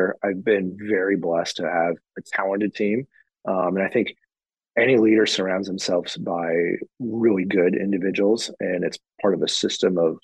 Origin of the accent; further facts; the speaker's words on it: Midwest, United States; also born or lived in Monterey, California; now in Pacific Northwest, United States; I grew up in the Midwest and very familiar with snow